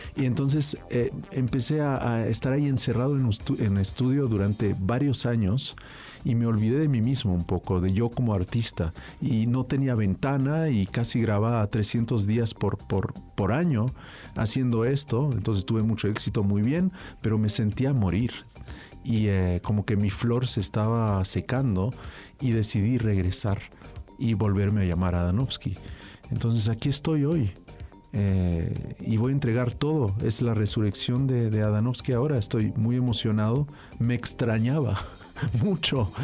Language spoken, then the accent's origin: Spanish; France; yo nací en Francia